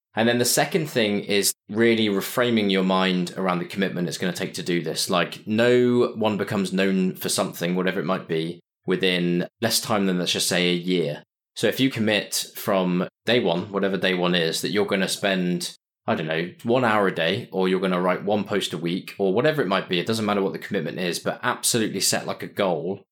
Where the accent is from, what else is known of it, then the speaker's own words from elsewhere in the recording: Winchester, South East England, United Kingdom; moved away as an adult; also born or lived in Cardiff; now in London, United Kingdom; I grew up in a place called Winchester, like I said, which is a, about an hour away from London